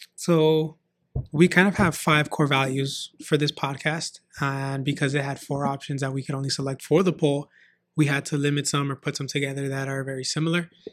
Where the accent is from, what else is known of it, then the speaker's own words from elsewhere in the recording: San Fernando Valley, California, United States; I grew up in San Fernando Valley and moved out to the A V, uh, I believe at the age of nine or ten